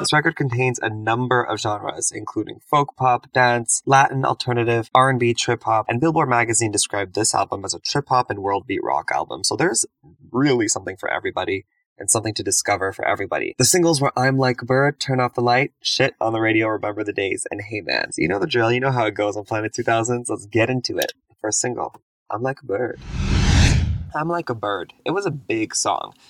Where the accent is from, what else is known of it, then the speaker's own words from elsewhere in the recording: Montreal, Quebec, Canada; now in Toronto, Canada; I live in Toronto grew up in Montreal on the East Coast